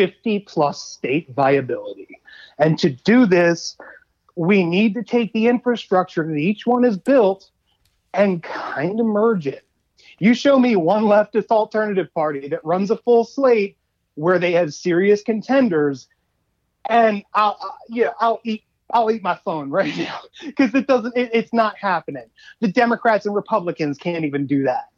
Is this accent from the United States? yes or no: yes; Baltimore, Maryland, United States; I grew up in East Baltimore